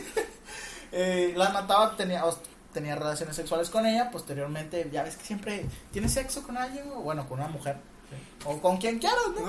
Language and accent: Spanish; Mexico; nosotros somos mexicanos